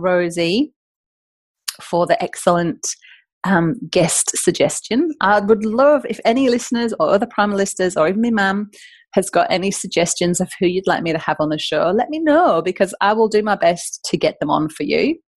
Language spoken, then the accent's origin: English; the north of England, United Kingdom; now in Australia; I'm from the north of England, in case you're wondering where my accent is from.